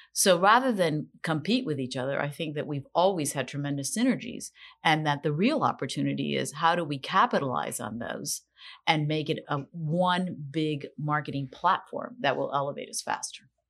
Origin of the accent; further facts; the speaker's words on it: Miami, Florida, United States; when I was growing up in Miami